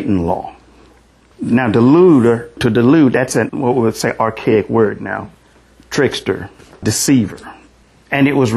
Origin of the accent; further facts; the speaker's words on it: Brazoria, Texas, United States; accent: southern; excuse my southern accent, but I'm from Brazoria